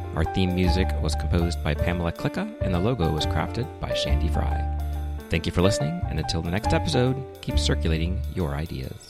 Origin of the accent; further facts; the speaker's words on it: Florida, United States; I'm from Florida